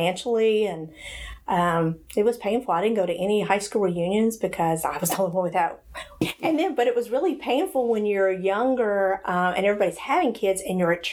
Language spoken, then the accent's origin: English; Hendersonville, Tennessee, United States; I grew up in Hendersonville, Tennessee, not far